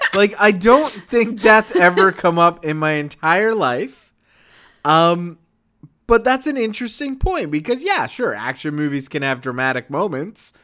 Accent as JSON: {"language": "English", "country": "Canada", "said": "as a Canadian"}